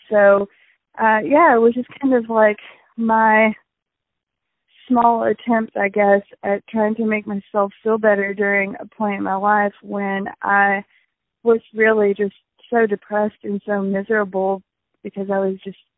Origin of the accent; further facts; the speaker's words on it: California, United States; born there; Well, um, so I was born in California, um, and when I lived in California, I was back when I was still an only child.